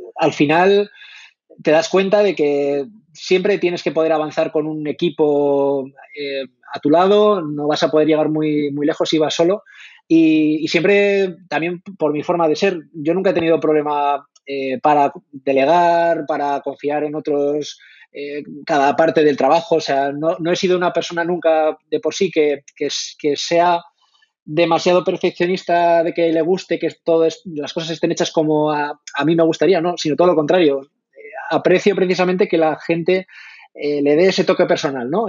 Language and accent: Spanish; La Rioja, Spain; moved away as an adult; also born or lived in Madrid; soy, soy de La Rioja.